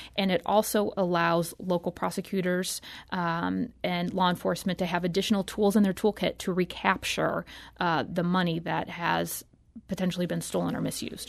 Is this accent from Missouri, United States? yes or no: yes; St. Louis, Missouri, United States; I'm from Saint Louis. I grew up here